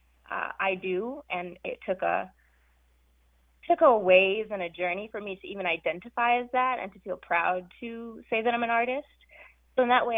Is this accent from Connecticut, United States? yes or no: no; California, United States; also born or lived in South Africa; I immigrated to California from South Africa with my very radical parents and younger brother